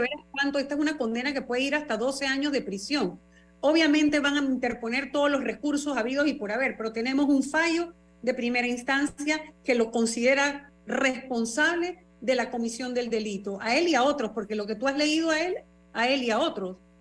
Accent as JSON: {"language": "Spanish", "country": "Panama", "said": "como panameña"}